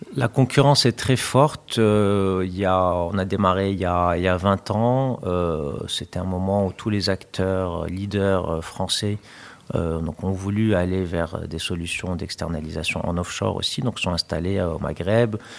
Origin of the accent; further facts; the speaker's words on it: Morocco; moved away; also born or lived in France; mon pays d'origine, puisque j'avais déjà hum, en tête cette idée de pouvoir revenir au Maroc